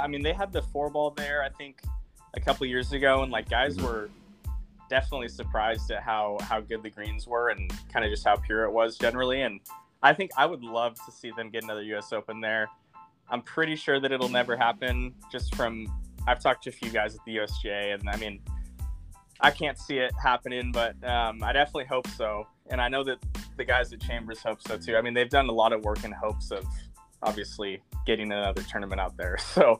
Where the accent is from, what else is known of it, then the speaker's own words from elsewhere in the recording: Pacific Northwest, United States; obviously we're both from the Northwest and know a few of the same people up here.